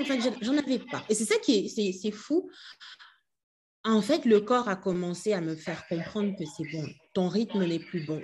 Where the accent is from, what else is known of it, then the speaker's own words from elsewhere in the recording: Kinshasa, DR Congo; moved away as an adult; also born or lived in France; je suis née et j'ai grandi à Kinshasa.